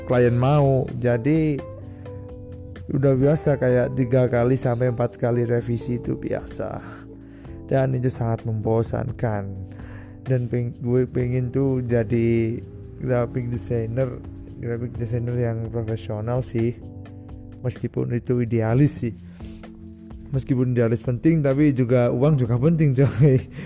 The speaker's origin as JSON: {"language": "Indonesian", "town": "Batu", "region": "East Java", "country": "Indonesia", "said": "gua anak kampung bukan anak kota gua uh, tinggal di daerah ini apa kota wisata Batu so, Kota wisata Batu itu terletak di daerah Malang Raya, Jawa Timur."}